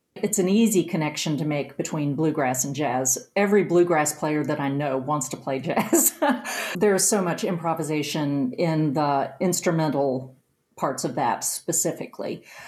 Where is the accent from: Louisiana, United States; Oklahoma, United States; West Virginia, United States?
West Virginia, United States; Mount Nebo; I'm from Nicholas County. I lived in Mount Nebo, West Virginia